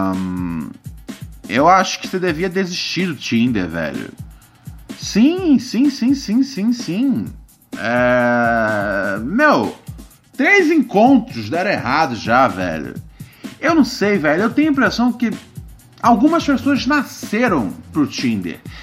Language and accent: Portuguese; Rio de Janeiro, Brazil; moved away; eu sou precisamente do Morro do Adeus.